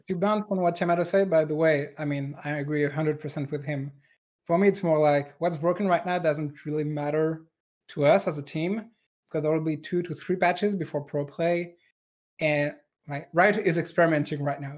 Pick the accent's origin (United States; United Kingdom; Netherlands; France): France; accent: French; English is a second language; moved away; a French engineer, like me